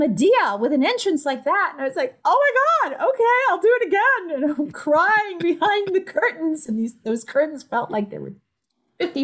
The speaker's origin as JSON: {"language": "English", "town": "New York City", "region": "New York", "country": "United States", "tie": "born or raised there", "moved": "as an adult", "lives_now": "San Francisco Bay Area, United States", "said": "I was born in the Bronx. Woo woo. And raised"}